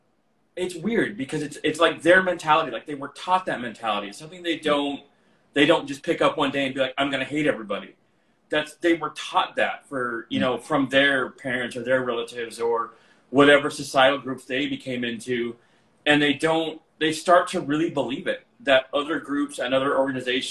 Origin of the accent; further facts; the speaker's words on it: Albuquerque, New Mexico, United States; the gay club in Albuquerque, that's where I'm from